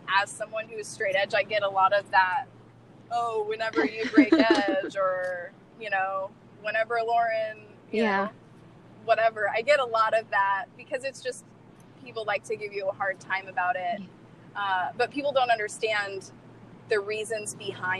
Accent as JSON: {"language": "English", "region": "Kansas", "country": "United States", "tie": "born or raised there", "moved": "yes", "said": "my hometown, which is a small town in Kansas"}